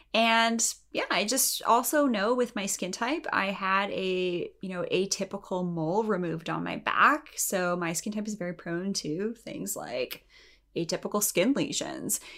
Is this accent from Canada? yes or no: yes; Canada; I'm Canadian, and in Canada, we are a little bit more conservative